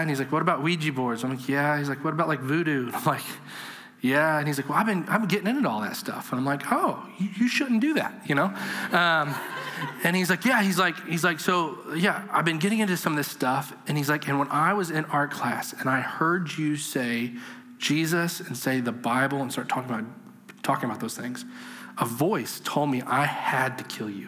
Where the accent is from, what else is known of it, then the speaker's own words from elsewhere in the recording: Madison, Indiana, United States; I grew up in a really small, very redneck town in southern Indiana